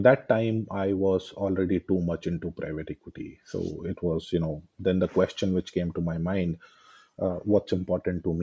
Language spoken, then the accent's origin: English; West Bengal, India; moved away; also born or lived in Dhanbad, Jharkhand; I was born in Bengal.